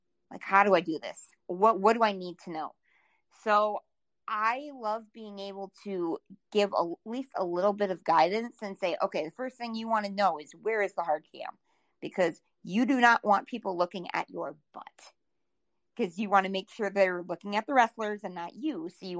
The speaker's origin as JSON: {"language": "English", "region": "South Dakota", "country": "United States", "said": "So every time I say I'm from South Dakota, you get that person that's like, oh, you must go to Mount Rushmore a lot. No, Mount Rushmore is 8 hours from me."}